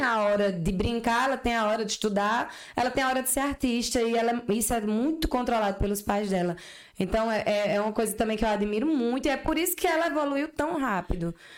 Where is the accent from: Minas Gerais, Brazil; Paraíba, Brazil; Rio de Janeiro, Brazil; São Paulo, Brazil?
Paraíba, Brazil; Patos; also born or lived in Campina Grande; Apesar de eu ser de Patos, eu nasci em Patos, né? Mas eu sou campinense também.